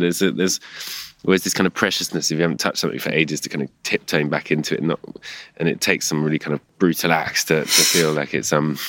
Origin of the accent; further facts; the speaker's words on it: England, United Kingdom; I think it's just the fact that I'm English and grew up here